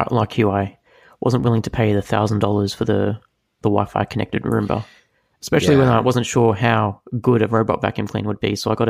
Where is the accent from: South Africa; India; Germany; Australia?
Australia; As an Aussie